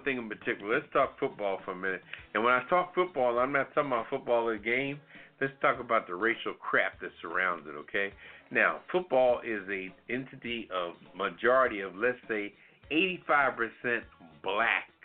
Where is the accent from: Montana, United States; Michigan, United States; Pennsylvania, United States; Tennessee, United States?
Pennsylvania, United States; Philadelphia; Born and raised in Philadelphia